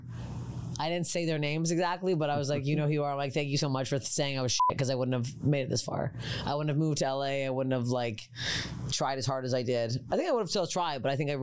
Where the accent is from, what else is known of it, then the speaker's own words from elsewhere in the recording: Toronto, Ontario, Canada; I born and raised in Toronto, Ontario, Canada, in like a East York, it was called, like a small borough of Toronto